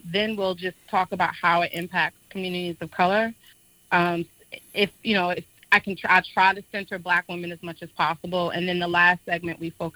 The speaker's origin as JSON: {"language": "English", "town": "New York City", "region": "New York", "country": "United States", "tie": "born or raised there", "moved": "yes", "lives_now": "Washington, D.C., United States", "said": "I was born and raised in Harlem, New York"}